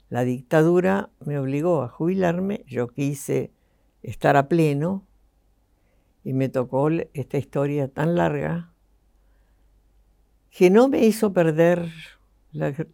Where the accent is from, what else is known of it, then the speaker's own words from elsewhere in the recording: Buenos Aires, Argentina; born there; yo nací en Buenos Aires, el 22 de octubre del 30